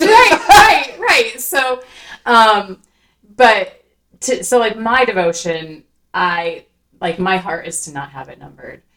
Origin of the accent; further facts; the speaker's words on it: Iowa, United States; I'm also a white girl from Iowa